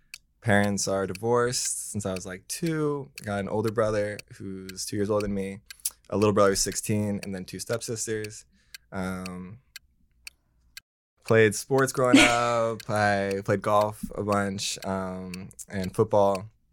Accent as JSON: {"language": "English", "town": "San Diego", "region": "California", "country": "United States", "also_born_or_lived": "Arizona", "moved": "as an adult", "lives_now": "Los Angeles, United States", "said": "I'm from San Diego."}